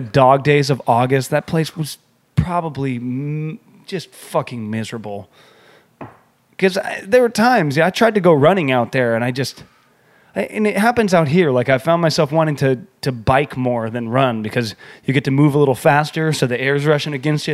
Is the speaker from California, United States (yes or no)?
yes; San Diego, California, United States; now in New York, United States; we're from San Diego